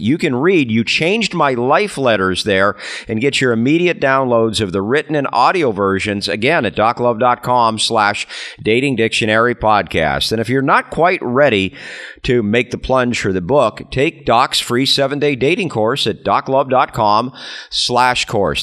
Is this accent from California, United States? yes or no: yes; California, United States; my home state of California